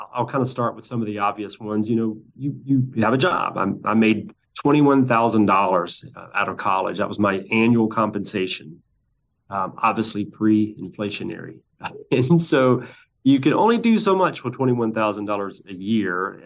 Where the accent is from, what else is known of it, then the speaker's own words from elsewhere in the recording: Birmingham, Alabama, United States; my hometown of Birmingham